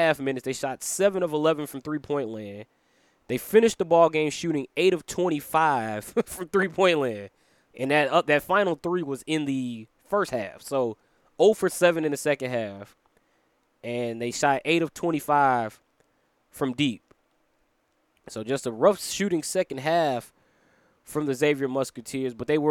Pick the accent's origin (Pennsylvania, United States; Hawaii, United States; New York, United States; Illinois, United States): Illinois, United States; Chicago; coming to you from the 10616 Production Studios in my hometown of Chicago, Illinois